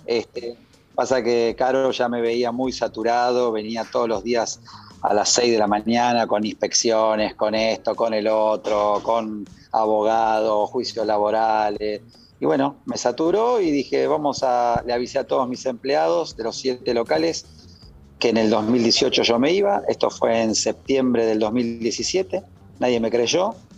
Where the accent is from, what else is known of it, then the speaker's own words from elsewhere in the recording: Argentina; moved away as an adult; now in Spain; soy argentino y todos los días que me voy a dormir en la almohadita extraño a mis viejas